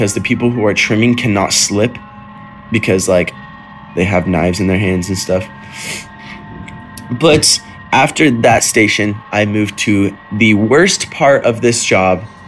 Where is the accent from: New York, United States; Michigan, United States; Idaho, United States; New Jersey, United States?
Idaho, United States; moved away as an adult; now in California, United States; back when I used to live in Idaho, which is my hometown, and it was right before I moved to California.